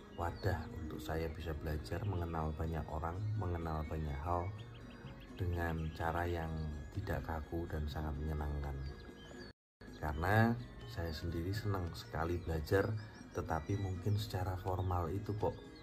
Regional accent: Malang, East Java, Indonesia; also born or lived in Bandung; now in Jakarta, Indonesia; Saya lahir di Malang, eh, dan kemudian saya merantau ke Bandung, sampai akhirnya saya banyak berkarya dan sekarang hidup di Jakarta

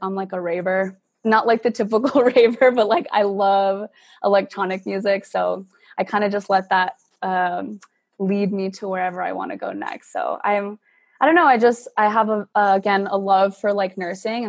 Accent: Santa Fe, New Mexico, United States; I'm originally from Santa Fe, New Mexico, not Mexico, in the United States, I promise.

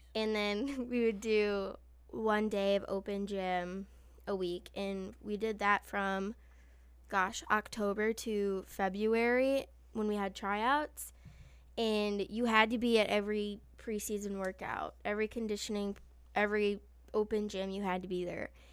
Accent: Illinois, United States; I'm from Illinois

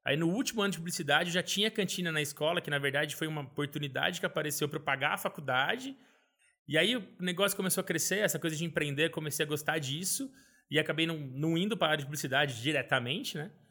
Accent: Valinhos, São Paulo, Brazil; also born or lived in Vinhedo; Eu nasci em Vinhedo, interior de São Paulo, mas sempre morei em Valinhas.

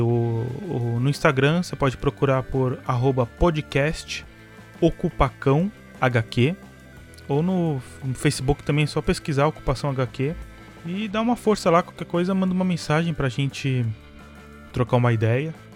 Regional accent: São Paulo, Brazil; aqui em São Paulo, né? Eu sou de São Paulo

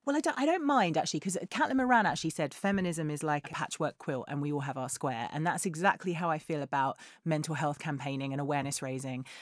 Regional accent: England, United Kingdom; we're English

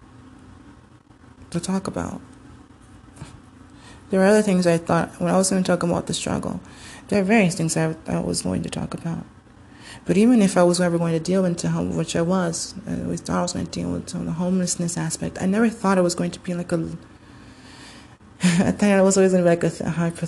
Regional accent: Homestead, Florida, United States; moved away; my from home from Miami, Florida, Homestead. You know, we're from Homestead

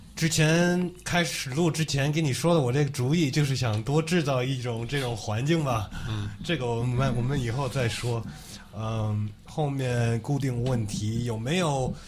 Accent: United States; moved away; 我是在美国出生长大的

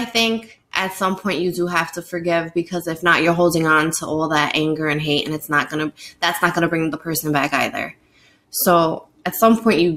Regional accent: New York City, New York, United States; that's my hometown of New York City

